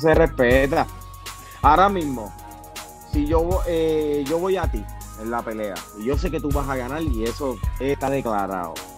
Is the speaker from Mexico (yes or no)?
no; Puerto Rico; como puertorriqueños